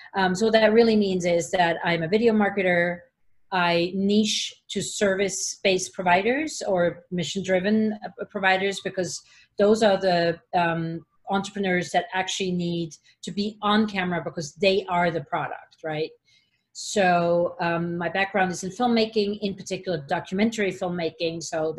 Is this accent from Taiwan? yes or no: no; Switzerland; English is a second language; And I come in from Switzerland, and it was like, you know, I'm going to be here only for one semester.